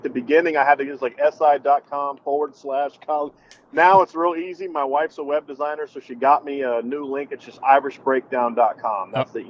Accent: Lima, Peru; now in Virginia Beach, United States; I grew up in Lima. My grandmother still lives in Lima

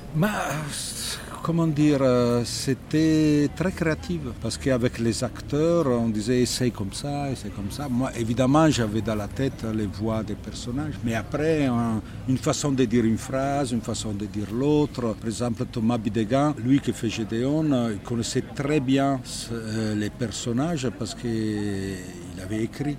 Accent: Italy; accent: Italian; French is a second language; je suis italien, complètement italien, oui, mais, toujours l'accent

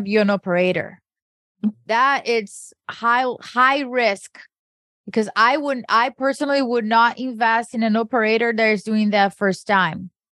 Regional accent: Brazil; moved away; I grew up in Brazil

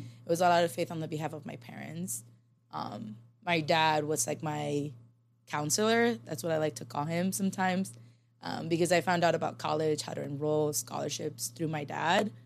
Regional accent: Los Angeles, California, United States; moved away; also born or lived in Philippines; I grew up in South Central and, you know, born and raised in L

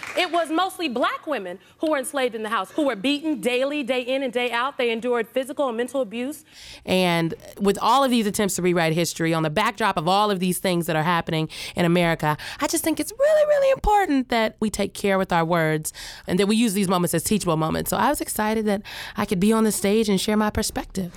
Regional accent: Omaha, Nebraska, United States; I'm from Nebraska. I grew up in Nebraska.

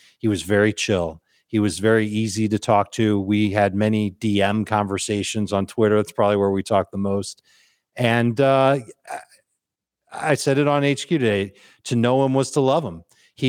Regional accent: Chicago, Illinois, United States; And like you, I'm from Chicago. I love football. I love Chicago style pizza.

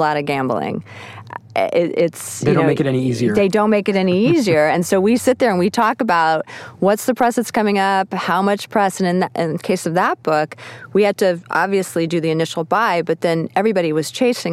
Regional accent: Texas, United States; moved away; I'm originally from Texas, and my family's from this small town

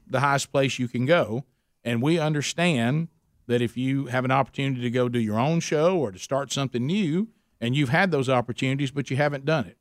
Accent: Oxford, Alabama, United States; my hometown a, in Oxford, Alabama

